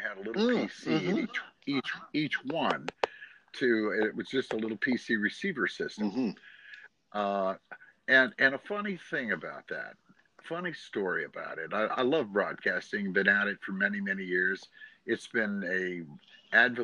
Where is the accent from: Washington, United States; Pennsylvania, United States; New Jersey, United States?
Pennsylvania, United States; now in Oregon, United States; I'm originally from Pennsylvania